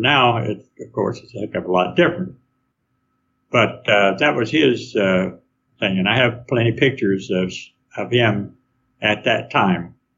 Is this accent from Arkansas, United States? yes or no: yes; Arkansas, United States; also born or lived in Stockton, California / Sacramento, California / Oregon; now in Lodi, United States; that's where I was born in Arkansas